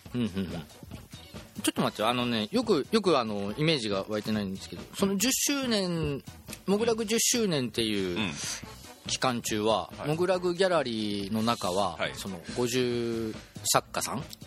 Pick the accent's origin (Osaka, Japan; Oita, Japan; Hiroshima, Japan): Hiroshima, Japan; 私はね、広島人なんですけども